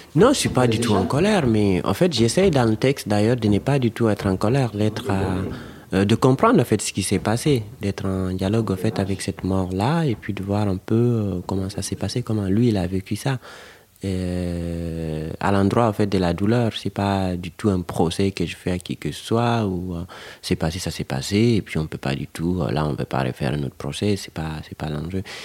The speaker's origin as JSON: {"language": "French", "country": "Guinea", "tie": "born or raised there", "second_language": "French", "moved": "as an adult", "lives_now": "France", "said": "je suis né en Guinée. Aujourd'hui, je vis en France."}